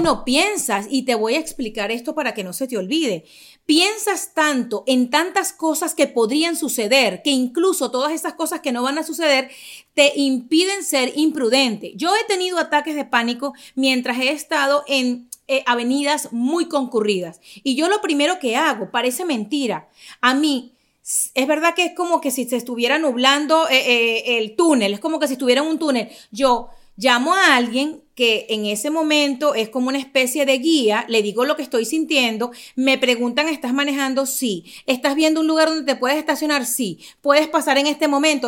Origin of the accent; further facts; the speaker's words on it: Caracas, Capital District, Venezuela; moved away as an adult; now in United States; Yo vengo de Caracas, ya les digo, venezolana